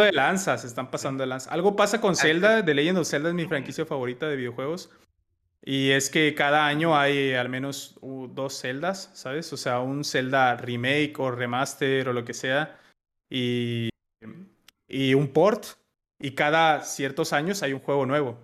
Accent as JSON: {"language": "Spanish", "country": "Mexico", "said": "como buen mexicano"}